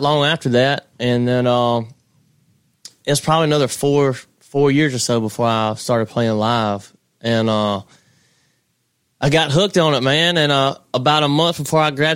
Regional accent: Hazlehurst, Mississippi, United States; moved away as an adult; now in Austin, United States; Hazelhurst, Mississippi is my hometown

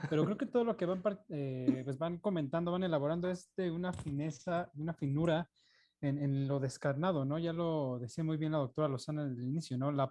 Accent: Mexico; Como mexicano, el espíritu de, bueno, si bien vivimos y hemos vivido en dificultades económicas permanentemente

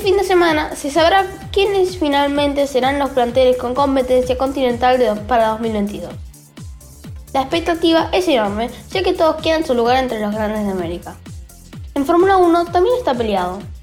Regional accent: England, United Kingdom; soy de Inglaterra

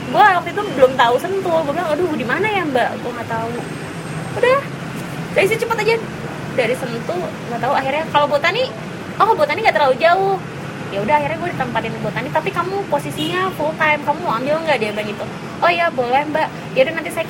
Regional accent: Ambon, Maluku, Indonesia; dari turun pesawat terus dari kampung gue tuh kelihatan Ambon City of Music tuh ada kelihatan

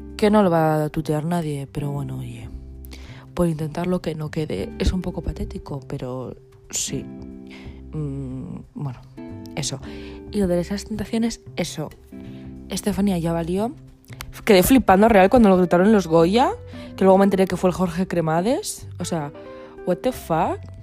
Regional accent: Asturias, Spain; yo soy asturiana

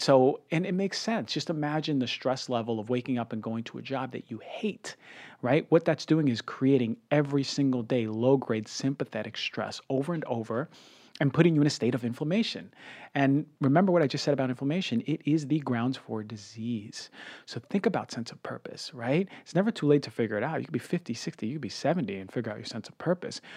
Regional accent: New York, United States; I'm a New Yorker

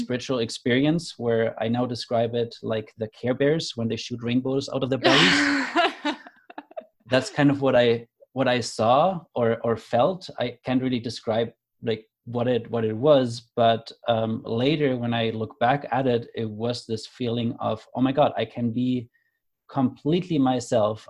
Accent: Germany; moved away; also born or lived in Canada; I grew up in Germany. I moved to Canada

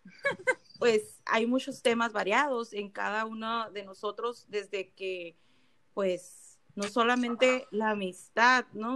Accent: San Luis Río Colorado, Sonora, Mexico; soy de Salud Río Colorado, Sonora, como lo somos las, las cuatro que estamos aquí conectadas

